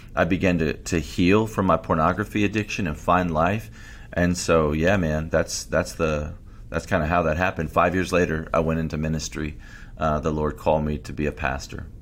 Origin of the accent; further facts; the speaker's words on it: United States; I'm American, you know, I go to church, I'm a Christian